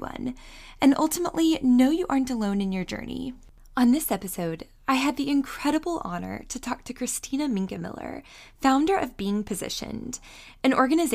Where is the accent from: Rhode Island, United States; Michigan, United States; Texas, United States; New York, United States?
Texas, United States; I'm from Texas as well